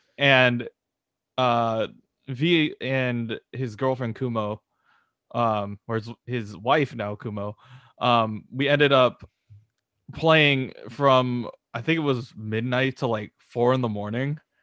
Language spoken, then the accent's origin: English; California, United States; we're, we're from California